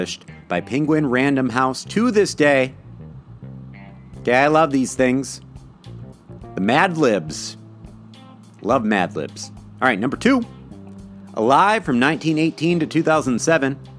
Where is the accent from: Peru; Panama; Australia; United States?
United States; Midwest; accent: Midwest; my Midwest accent